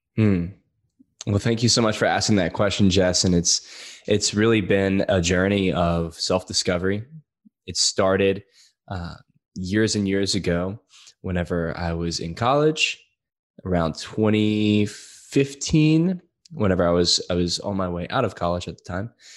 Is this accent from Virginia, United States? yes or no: no; Louisiana, United States; I'm from Louisiana